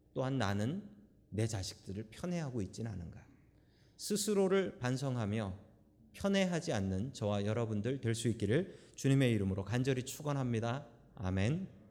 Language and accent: Korean; South Korea; now in San Francisco, United States; 한국에서 태어난 우리들이 왜 미국 가서 살고 있으며